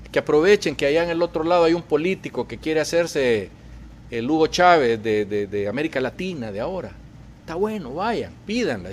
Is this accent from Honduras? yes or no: yes; Honduras; now in United States; lo que estamos viviendo los hondureños